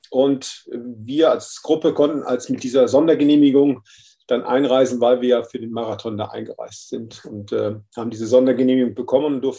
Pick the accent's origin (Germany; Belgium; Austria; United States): Germany; Münster, North Rhine-Westphalia; Also angefangen hat das Ganze in meiner Heimatstadt in Münster.